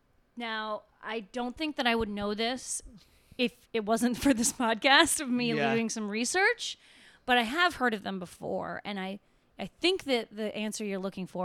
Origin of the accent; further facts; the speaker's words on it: Minnesota, United States; I'm from Minnesota, so I'm from like a few states north of them, but I've never been to Tulsa.